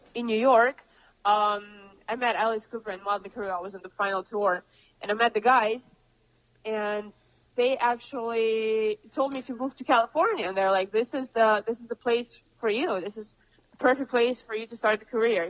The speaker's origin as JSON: {"language": "English", "region": "Moscow", "country": "Russia", "also_born_or_lived": "Cambridge, United Kingdom / London, United Kingdom", "moved": "yes", "lives_now": "Los Angeles, United States", "said": "I come from Moscow"}